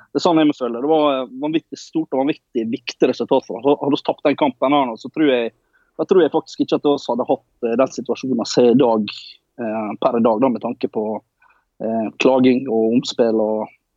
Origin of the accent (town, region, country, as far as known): Ålesund, Møre og Romsdal, Norway; born or raised there; accent: Norwegian dialect; also born or lived in Colombia